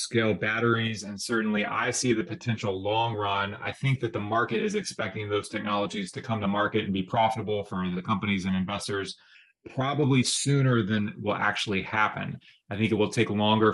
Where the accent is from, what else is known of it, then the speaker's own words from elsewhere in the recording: West Virginia, United States; I come from West Virginia